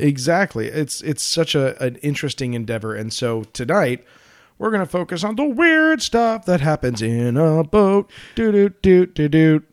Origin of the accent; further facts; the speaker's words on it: Colorado, United States; I'm from Colorado